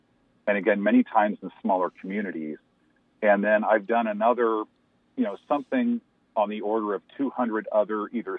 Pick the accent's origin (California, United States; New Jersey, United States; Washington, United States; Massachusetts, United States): Washington, United States; LaCrosse; I grew up in La Crosse, Washington, which is south of Spokane, about 80 miles. And when I grew up, there was only one person of color in the community.